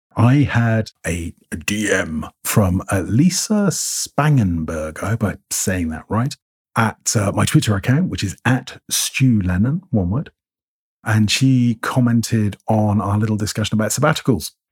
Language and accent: English; England, United Kingdom; accent: received pronunciation; I sound English. My accent is, uh, fairly middle of the road, received pronunciation, and that's because of my schooling, where I went to school. I was at boarding school